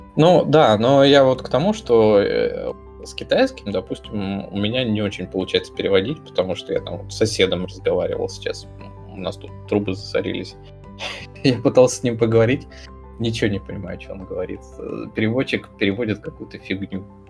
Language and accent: Russian; Moscow, Russia; accent: Moscow; со своим тут московским говором